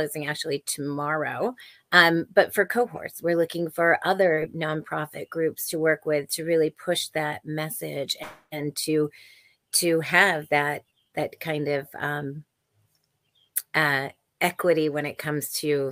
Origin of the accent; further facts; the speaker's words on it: Silicon Valley, California, United States; I was born and raised in Silicon Valley